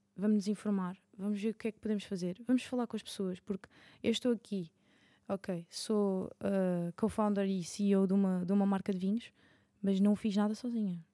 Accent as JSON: {"language": "Portuguese", "region": "Madeira", "country": "Portugal", "said": "eu sou da Madeira"}